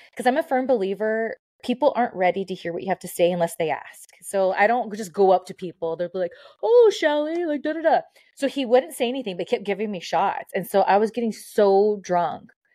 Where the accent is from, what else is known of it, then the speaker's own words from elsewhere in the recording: Southern California, United States; I'm from SoCal